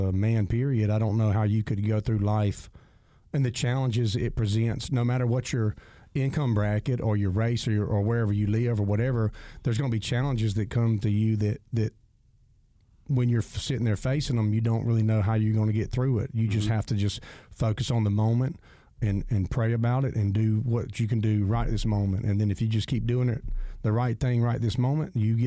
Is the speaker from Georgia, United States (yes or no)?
yes; Jones County, Georgia, United States; growing up in Jones County, I guess it was a common theme that everybody thought when we get out of school, we can't wait to get away from Jones County